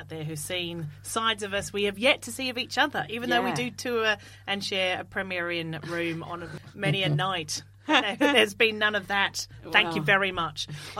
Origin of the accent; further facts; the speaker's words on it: Australia; moved away; I am the Australian one of the Scummy Mummies